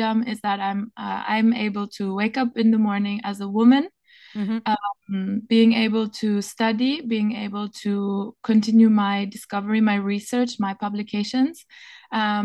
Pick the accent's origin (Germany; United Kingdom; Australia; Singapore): Germany; Berlin; moved away as an adult; also born or lived in Paris, France / Marseille, France; now in Venice, Italy; I was born and raised in Berlin